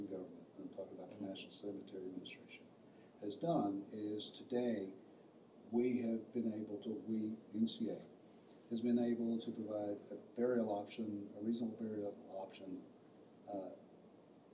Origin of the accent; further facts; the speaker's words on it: Mississippi, United States; I'm from Mississippi, and I'm a rural veteran